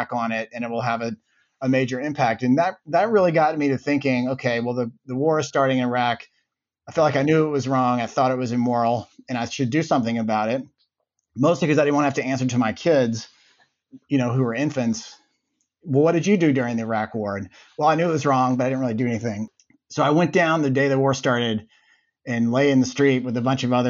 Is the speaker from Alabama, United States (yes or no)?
yes; Birmingham, Alabama, United States; moved away as an adult; also born or lived in Cambridge, Massachusetts; I grew up in Birmingham, Alabama.